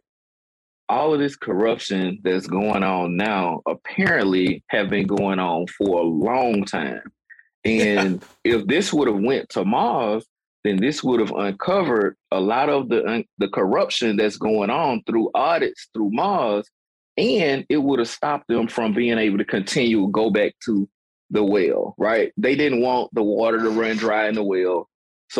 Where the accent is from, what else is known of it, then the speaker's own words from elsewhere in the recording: Prichard, Alabama, United States; also born or lived in Clarke County, Alabama; I'm born and raised in Pritchard. That's my family's home.